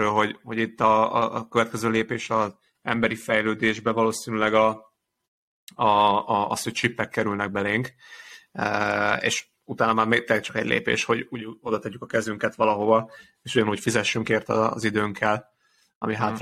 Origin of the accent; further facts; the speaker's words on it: Hungary; Ugye magyarként